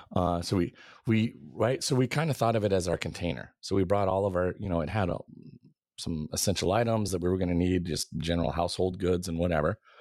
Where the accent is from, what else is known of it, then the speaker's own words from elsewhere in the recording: Arlington, Washington, United States; also born or lived in Pullman, Washington / Camano Island, Washington / Renton, Washington / California; Arlington is kind mm. of mm there in Snohomish County, I would say is kind of the formative third grade through high school years